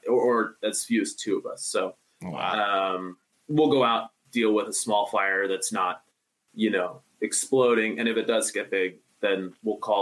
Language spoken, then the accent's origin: English; Reno, Nevada, United States; now in Idaho, United States; I'm from Reno too